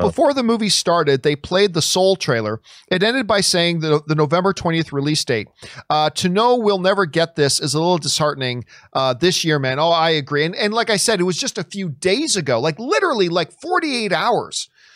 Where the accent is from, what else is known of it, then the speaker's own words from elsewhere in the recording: Canada; I'm Canadian